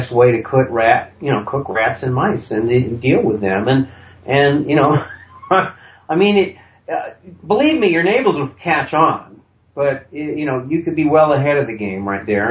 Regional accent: Vermont, United States; I grew up in Vermont

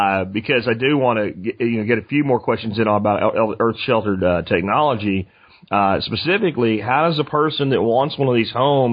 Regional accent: Eagle Mountain area, northwest Dallas–Fort Worth Metroplex, Texas, United States; I'm from the Eagle Mountain area near Eagle Mountain Lake.

